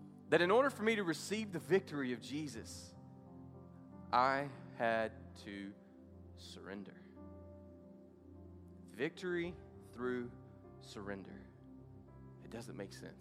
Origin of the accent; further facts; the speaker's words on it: the South, United States; I grew up in the South at a place to where everybody goes to church, much like here